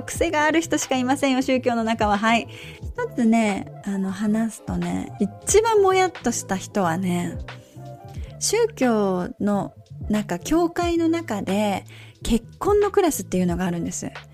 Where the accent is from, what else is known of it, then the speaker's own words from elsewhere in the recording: Japan; moved away; 家族と一緒に日本に帰る